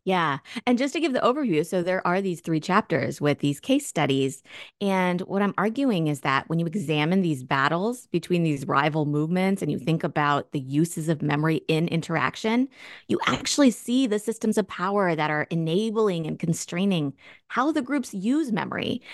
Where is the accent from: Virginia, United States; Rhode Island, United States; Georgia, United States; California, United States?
Virginia, United States; Northern; also born or lived in Germany; I was born in Germany myself. And so, you know, we came to the States, and I was growing up in a predominantly white community in Northern Virginia